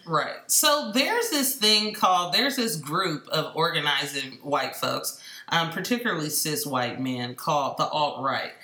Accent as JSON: {"language": "English", "town": "Oakland", "region": "California", "country": "United States", "also_born_or_lived": "Los Angeles, California", "said": "I'm from East Oakland, California"}